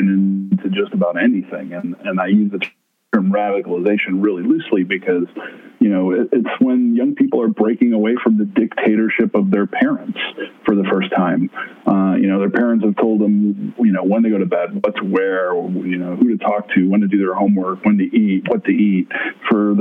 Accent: Blue Island, Illinois, United States; Started on the south side of Chicago in my hometown of Blue Island

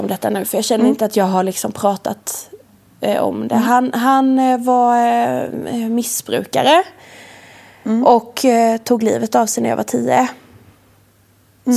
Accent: Värnamo, Jönköping County, Sweden; jag är uppvuxen i Värnamo från början, i ett radhus

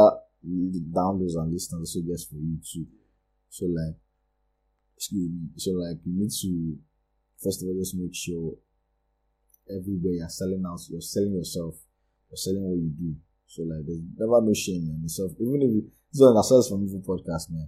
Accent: Lagos, Nigeria; I grew up in Lagos

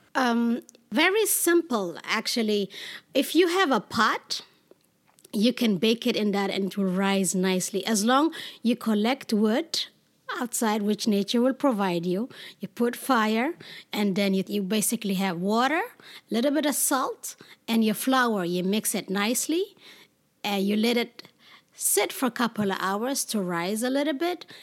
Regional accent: Ethiopia; also born or lived in Sudan / Israel; now in New York, United States; being a Black, Jewish woman, Ethiopian

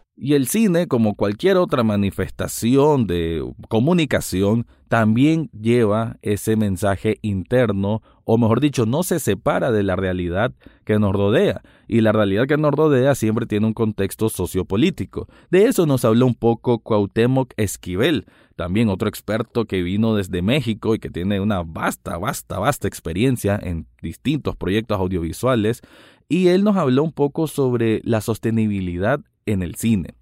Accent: Nicaragua; aquí en mi país Nicaragua

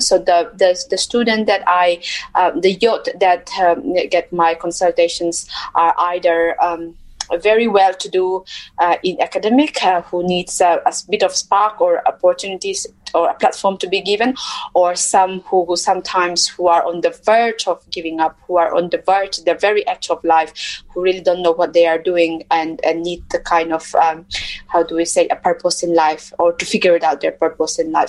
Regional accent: Mizoram, India; moved away as an adult; I come from um, India uh, a state called Mizoram, which is in the northeast of India

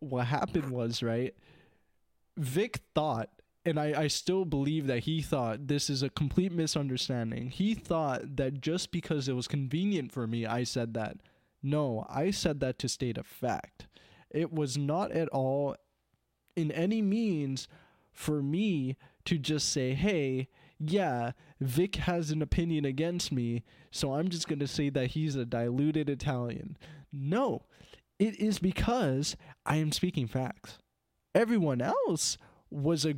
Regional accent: Canada; I'm also not assimilated because I'm first gen in Canada.

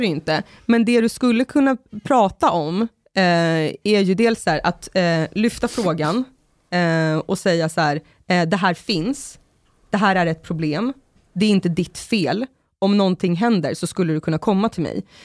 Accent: Sorunda, Stockholm County, Sweden; i Sorunda på min gata där jag växte upp

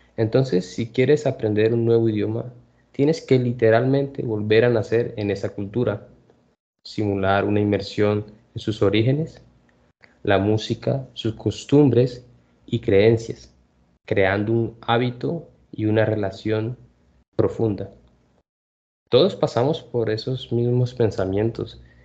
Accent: Colombia; Nací en Colombia

